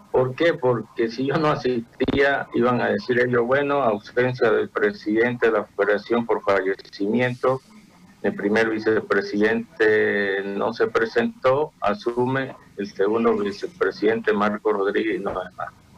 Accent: Bolivia; como ciudadano boliviano

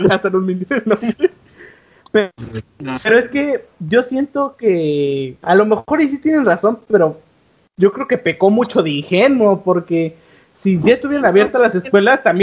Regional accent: United States; bueno, yo sí soy gringo, ustedes no

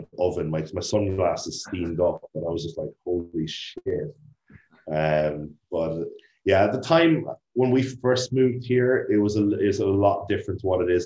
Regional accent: Ireland; moved away as an adult; I'm from Ireland

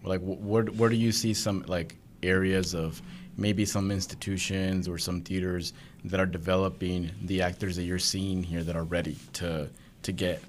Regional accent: Arkansas, United States; They just think that because we're from Arkansas

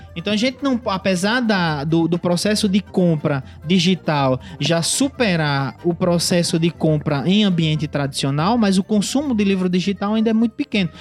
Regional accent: Parnamirim, Rio Grande do Norte, Brazil; moved away as an adult; also born or lived in Natal; now in Mossoró, Brazil; eu sou natalense de, de nascimento, né? Morei minha vida toda em Parnamirim

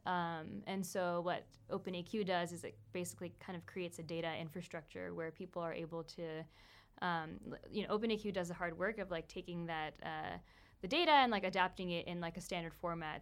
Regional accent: Folsom, California, United States; moved away as an adult; also born or lived in Pennsylvania; now in New York, United States; growing up in Folsom

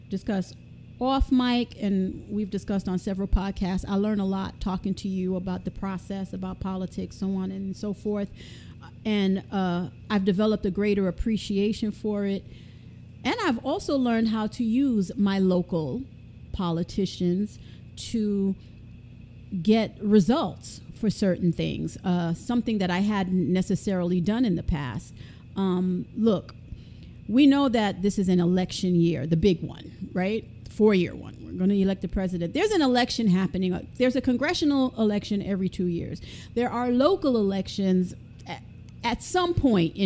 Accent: New York City, New York, United States; I'm from Brooklyn

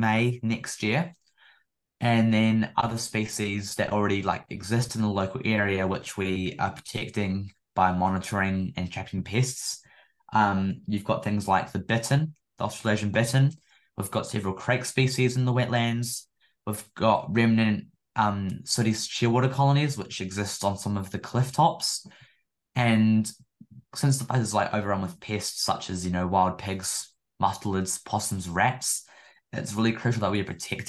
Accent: Nelson, New Zealand; my hometown, Nelson Tasman

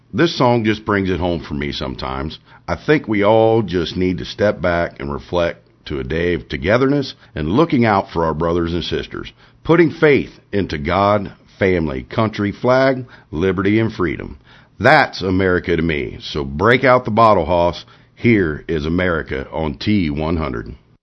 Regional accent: Medina, Ohio, United States; now in Newark, United States; I was born in Medina, Ohio

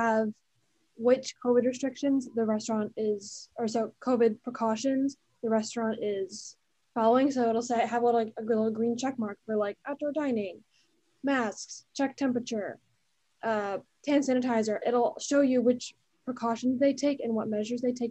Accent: New Jersey, United States; moved away as an adult; now in Washington, D.C., United States; I'm from New Jersey, and so I've been going to like New York City and Manhattan like my whole life

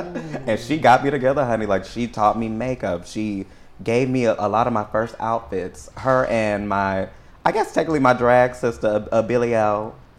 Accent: San Antonio, Texas, United States; So, honey, I come from there. I was raised east side San Antonio in the hood, you know.

